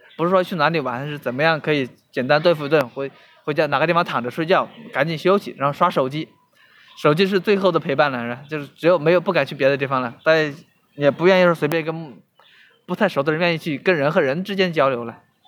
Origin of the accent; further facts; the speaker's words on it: Hubei, China; now in Shenzhen, China; 我老家湖北的，一直没有出来，